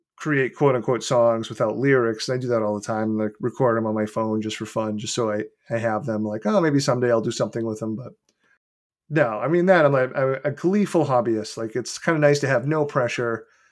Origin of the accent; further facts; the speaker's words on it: Beverly, Massachusetts, United States; in Beverly, which is my hometown